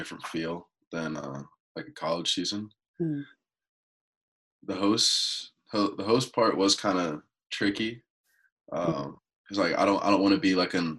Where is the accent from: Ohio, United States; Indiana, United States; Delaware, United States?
Indiana, United States; So I'm actually from Indiana.